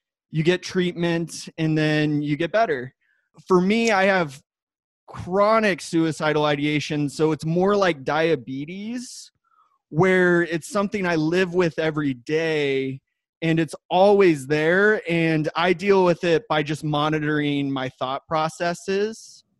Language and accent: English; Wheat Ridge, Colorado, United States; also born or lived in Iowa / Denver, Colorado; I am from Wheat Ridge, Colorado